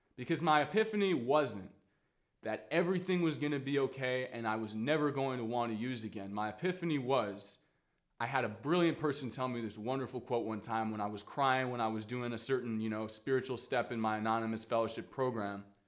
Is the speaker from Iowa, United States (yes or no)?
no; Washington, District of Columbia, United States; I grew up in Washington, D C